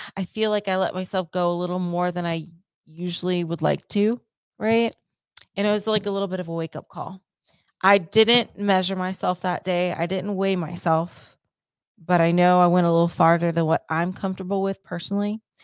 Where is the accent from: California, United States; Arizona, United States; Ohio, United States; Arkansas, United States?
Ohio, United States; moved away; my home state of Ohio